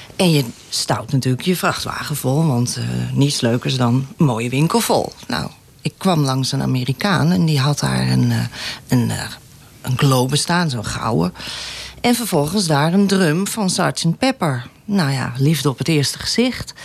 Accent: Amstelveen, North Holland, Netherlands; now in Laren, Netherlands

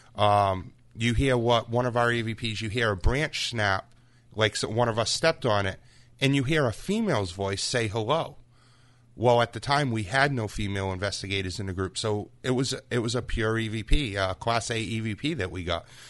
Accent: Freetown, Massachusetts, United States; growing up in Freetown area

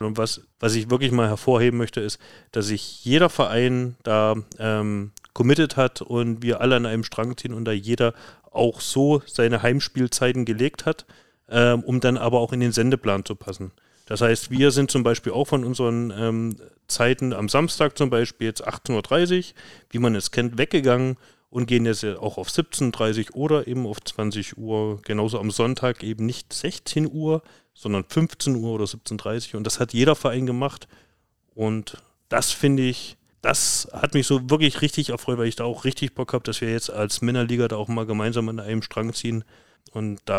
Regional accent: East Germany, Germany; ich als Ossi würde Spontent sagen.

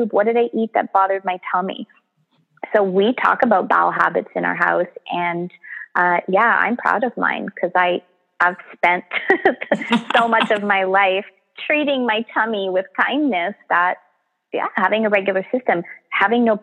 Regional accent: Canada; We're so Canadian

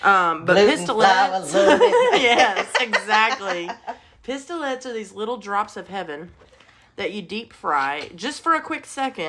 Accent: Alabama, United States; I grew up in Alabama

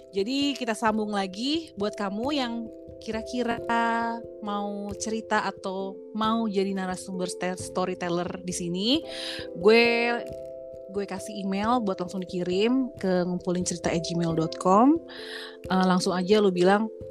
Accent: Bali, Indonesia; sebagai orang Bali

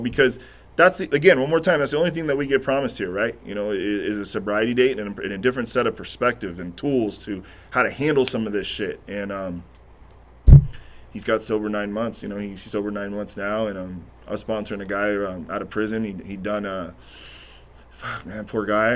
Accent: Corona, California, United States; I'm that kid from Corona

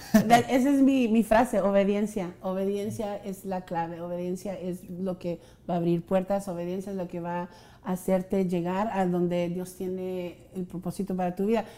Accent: Rio Grande Valley, Texas, United States

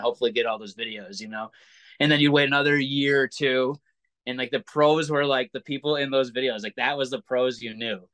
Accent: Williamstown, Massachusetts, United States; also born or lived in Pittsfield, Massachusetts; I was from Williamstown, Massachusetts, which was like 30 minutes away

